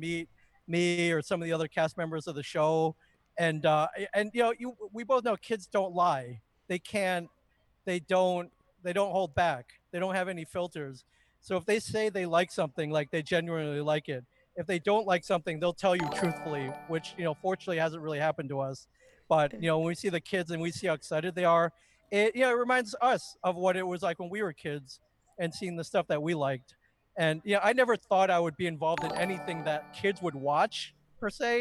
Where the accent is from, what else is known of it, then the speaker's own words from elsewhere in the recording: Michigan, United States; I grew up in the Midwest. I grew up in Michigan